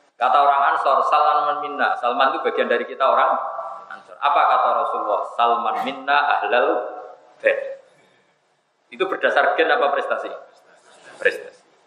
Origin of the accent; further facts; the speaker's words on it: Pantura, Indonesia; Saya ini orang Pantura